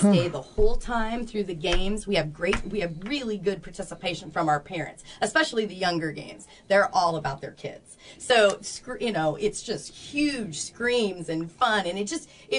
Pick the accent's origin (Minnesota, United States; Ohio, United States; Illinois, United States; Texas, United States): Illinois, United States; small town between Champaign and Decatur; now in Peoria, United States; I'm actually from a little town around Champaign, between Champaign and Decatur, Illinois